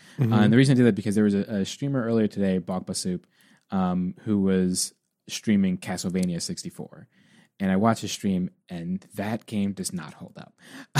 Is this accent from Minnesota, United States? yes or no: no; New York City, New York, United States; we grew up in the Bronx.